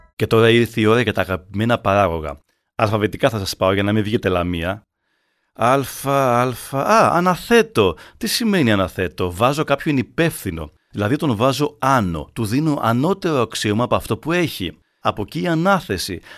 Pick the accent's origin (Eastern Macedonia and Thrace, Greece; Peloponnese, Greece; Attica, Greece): Peloponnese, Greece; Arcadia; Στο χωριό μου στην Αρκαδία